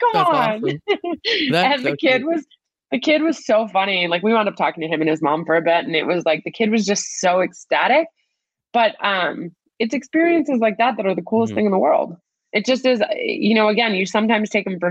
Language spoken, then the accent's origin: English; New Jersey, United States; growing up in New Jersey, going to a school where soccer was a big deal